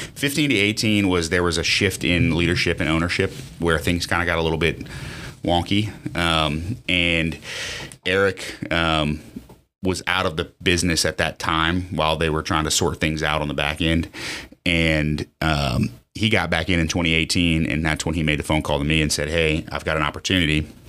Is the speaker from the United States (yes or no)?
yes; Lafayette, United States; born and raised in Lafayette. Um, I, uh, went to Lafayette High